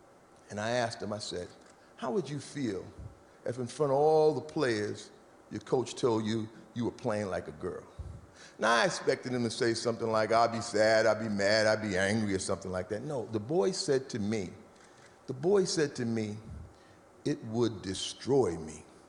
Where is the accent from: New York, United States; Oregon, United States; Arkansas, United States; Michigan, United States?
New York, United States; New York City; So I grew up in New York City, between Harlem and the Bronx.